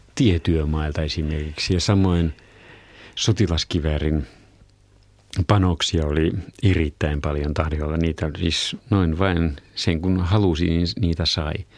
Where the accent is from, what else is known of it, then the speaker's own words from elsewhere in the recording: Somero, Southwest Finland, Finland; itse olen syntynyt Somerolla, jopa kod- kotona